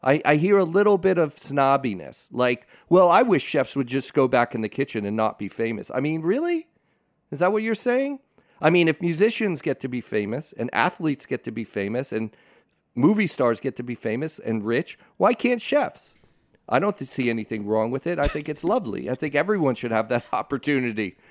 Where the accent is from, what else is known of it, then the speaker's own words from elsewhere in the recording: Pasadena, California, United States; I grew up in Pasadena